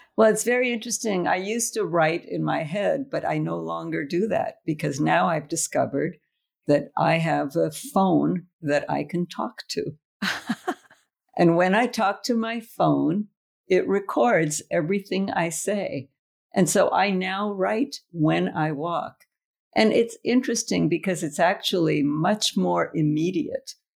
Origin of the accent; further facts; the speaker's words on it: United States; also born or lived in Trieste; I'm an American